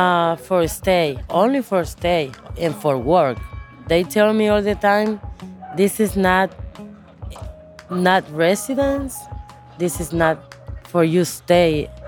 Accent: Honduras; moved away as an adult; also born or lived in South Carolina, United States; I am 38 years old. I'm from Honduras.

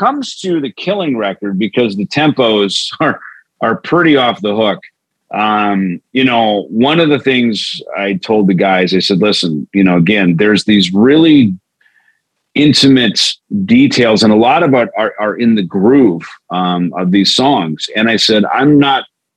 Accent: Minnesota, United States; growing up in Minnesota on the farm

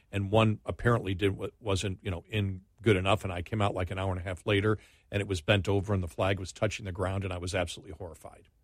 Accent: United States; I'm an American

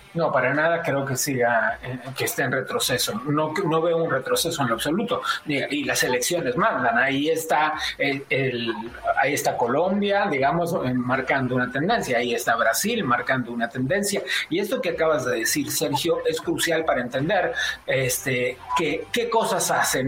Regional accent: Argentina; also born or lived in Madrid; now in Mexico; yo nací en Argentina

